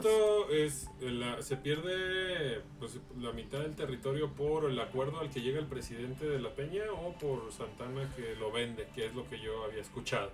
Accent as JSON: {"language": "Spanish", "country": "Mexico", "said": "nuestro país"}